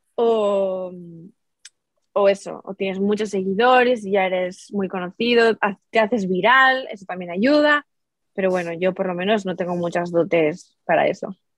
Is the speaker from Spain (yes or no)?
yes; Spain; en mi país, aquí en España